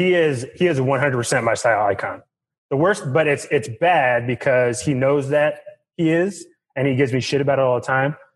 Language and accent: English; Washington, District of Columbia, United States; I'm from D.C.